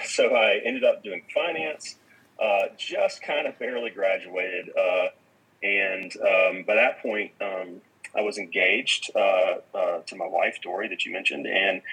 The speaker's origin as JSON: {"language": "English", "town": "Atlanta", "region": "Georgia", "country": "United States", "tie": "born or raised there", "said": "I grew up in the Atlanta area"}